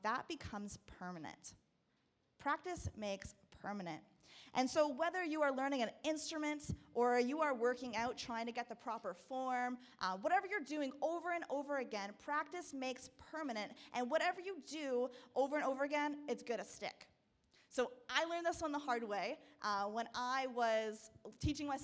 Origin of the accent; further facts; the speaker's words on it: Burlington, Ontario, Canada; also born or lived in Peterborough; I was growing up in Burlington. So I'm there now again.